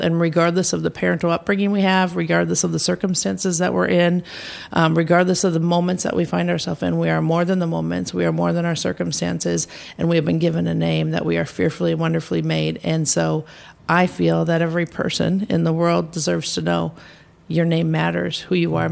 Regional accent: United States; I have was born and raised in the U.S. Uh, my family is originally from Norway

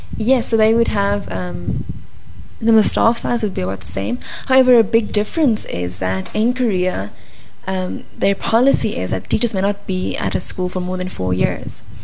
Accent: South Africa; we as South African

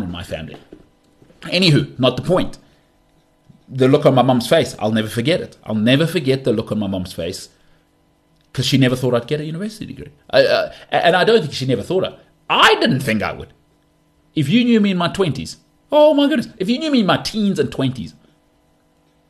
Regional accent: South Africa; I'm a South African

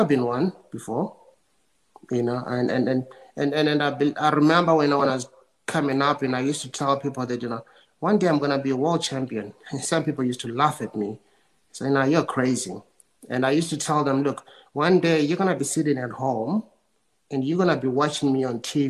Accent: South Africa; I was born in South Africa during, you know, apartheid

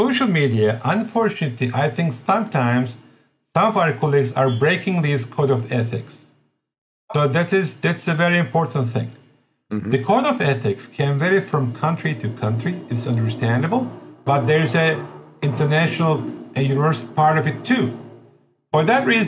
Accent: Turkey; English is a second language

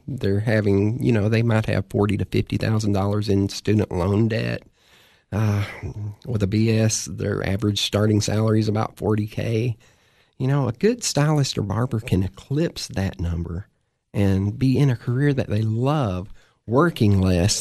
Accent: Cookeville, Tennessee, United States; I am a Cookville native. I've been here most of my life, moved away several times, and always end up back here. This is my hometown.

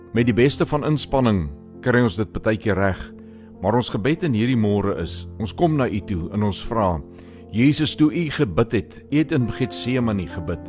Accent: Limpopo, South Africa; Daar waar ek vandaan kom in die Limpopo provinsie

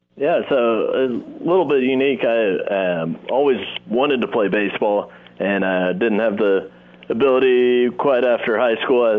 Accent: Round Rock, Texas, United States; moved away as an adult; also born or lived in Oklahoma / Corpus Christi, Texas; now in Nashville, United States; my hometown of Round Rock, Texas

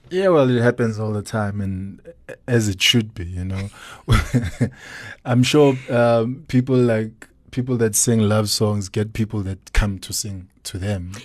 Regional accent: Soweto, Gauteng, South Africa; I'm born in Soweto, Diep Kloof, grew up in Dobsonville. Uh, spent most of my life there.

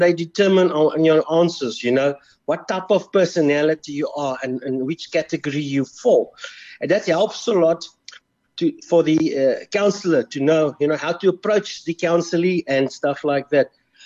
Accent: Pretoria, Gauteng, South Africa; I was born in Pretoria, so I was a Blue Bull supporter

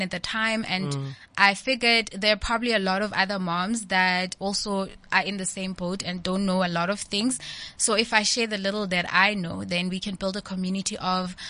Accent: the Vaal, Gauteng, South Africa; I grew up in the Vaal

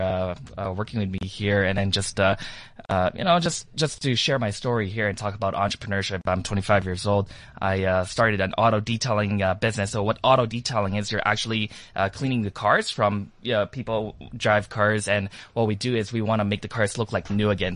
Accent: Toronto, Ontario, Canada; I am from Toronto, Canada, and I actually landed here in South Africa yesterday

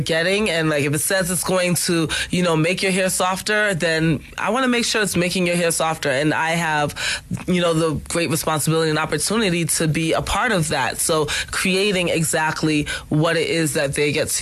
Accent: New York, United States; I'm a New Yorker

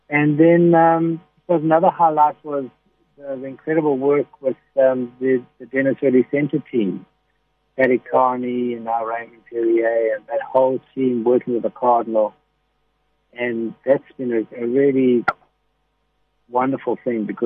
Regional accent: Durban, KwaZulu-Natal, South Africa; I was born in Letegwini.

